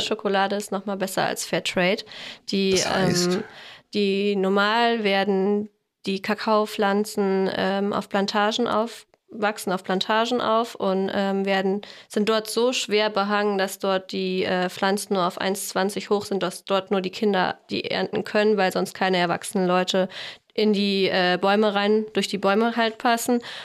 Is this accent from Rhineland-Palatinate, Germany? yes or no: no; Fulda, Hesse, Germany; now in Essen, Germany; wir kommen ursprünglich kommen wir aus Fulda, wohnen aber jetzt seit fünf Jahren in Essen